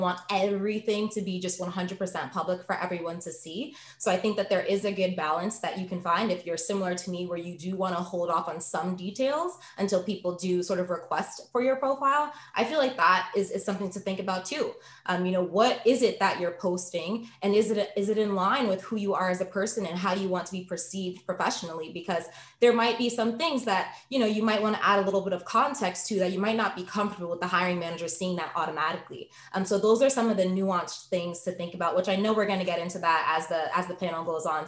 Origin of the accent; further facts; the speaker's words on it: New York, United States; moved away as an adult; now in Boston, United States; I am originally from New York, but moved to Boston to attend BU for law school.